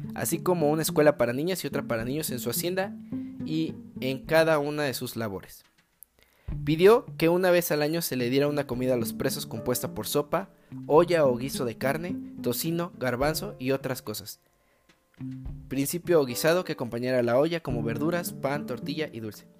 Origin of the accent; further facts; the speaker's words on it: Mexico; now in Querétaro, Mexico; yo soy mexicano